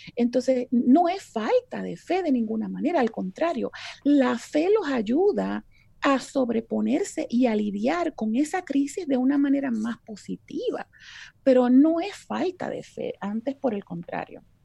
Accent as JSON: {"language": "Spanish", "country": "Puerto Rico", "moved": "as an adult", "lives_now": "Texas, United States", "said": "soy puertorriqueña de pura cepa, como diríamos en la isla"}